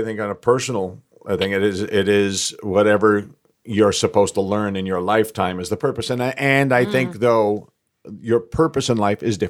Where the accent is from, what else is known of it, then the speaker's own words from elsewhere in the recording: New York City, New York, United States; I'm from Forest Hills.